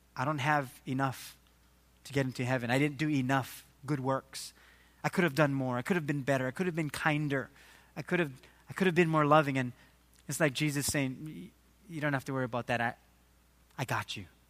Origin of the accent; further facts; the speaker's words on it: Waimanalo, Hawaii, United States; I grew up in Waimanalo